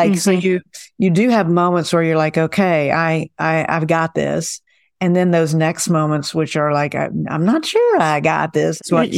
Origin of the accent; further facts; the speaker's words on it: Okarche, Oklahoma, United States; I'm from Okarchi.